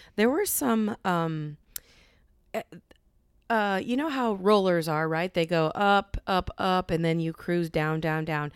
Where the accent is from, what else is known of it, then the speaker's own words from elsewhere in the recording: Cedar Rapids, Iowa, United States; I'm from Cedar Rapids